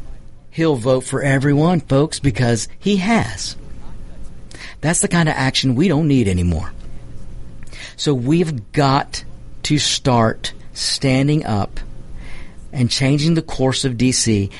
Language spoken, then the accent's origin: English; United States; By the grace of God, I was born here in the United States. Because the United States welcomed my father to this country as an immigrant